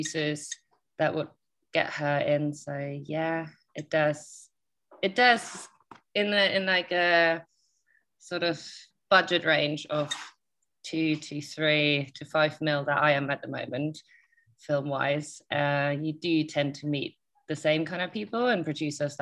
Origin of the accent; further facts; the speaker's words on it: Germany; moved away; Parents are kind of just generally normal German standard upbringing